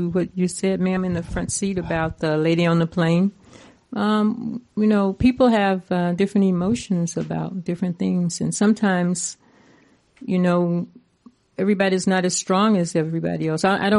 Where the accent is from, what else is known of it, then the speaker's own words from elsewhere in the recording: the South, United States; and actually growing up in the South for me, you know, as I said, in the 50s